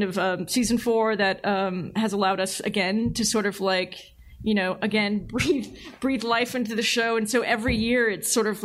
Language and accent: English; San Francisco Bay Area, California, United States; I grew up in the Bay Area